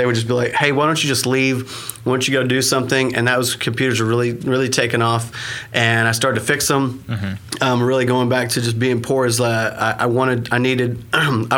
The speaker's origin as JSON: {"language": "English", "town": "Anadarko", "region": "Oklahoma", "country": "United States", "tie": "born or raised there", "said": "I was born and raised in Anadarko, a very small place."}